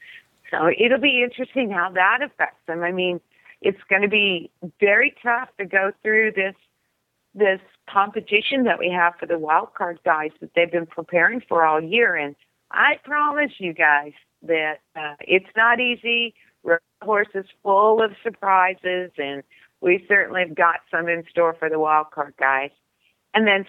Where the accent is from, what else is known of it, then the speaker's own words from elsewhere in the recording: California, United States; moved away; originally I was from California, so I'm, you know, have this very vaquero background, you know, in California